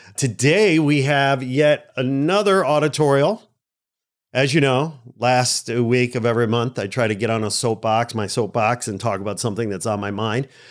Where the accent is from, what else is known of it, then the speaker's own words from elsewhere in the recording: Chicago, Illinois, United States; moved away as an adult; now in Los Angeles, United States; I'm a Midwest Chicago guy